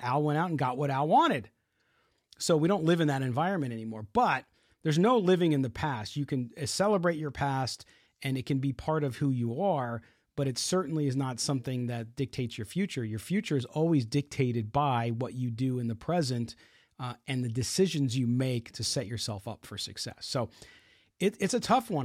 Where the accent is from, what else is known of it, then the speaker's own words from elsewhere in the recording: San Diego, California, United States; since I grew up in San Diego